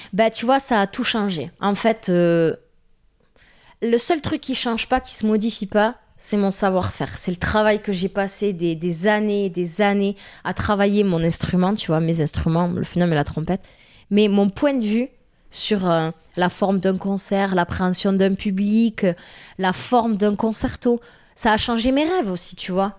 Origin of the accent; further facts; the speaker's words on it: Tarn, Occitania, France; accent: strong Tarn accent; southern accent; moved away; also born or lived in Toulouse / Paris; moi, je suis du Tarn, j'ai un accent très fort du Tarn